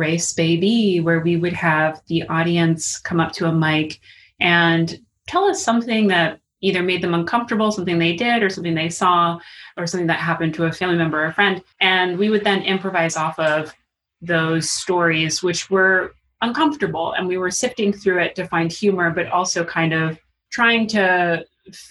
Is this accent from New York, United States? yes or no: yes; New York City, New York, United States; now in Harlem, United States; I'm from Queens